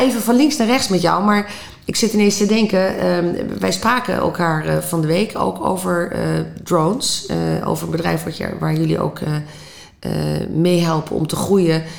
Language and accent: Dutch; Netherlands